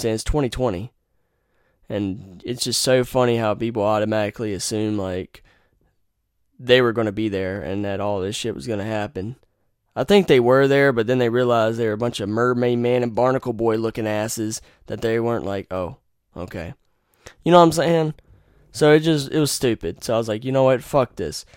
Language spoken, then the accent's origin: English; Wilson, North Carolina, United States; I was born in Wilson